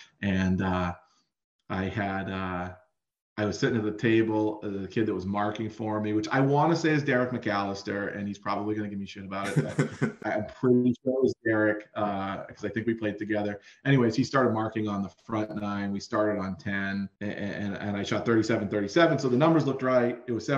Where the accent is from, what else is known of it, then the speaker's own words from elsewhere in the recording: Belmont, New Hampshire, United States; I was from Belmont, you know, we had 400 kids in the whole school.